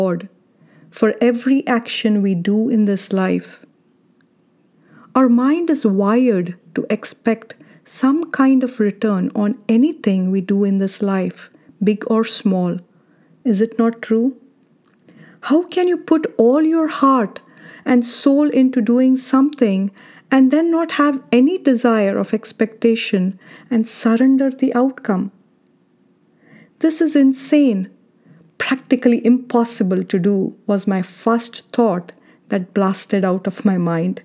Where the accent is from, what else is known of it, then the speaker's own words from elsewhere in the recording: India; now in United States; I don't think the word humility existed in my dictionary while growing up in India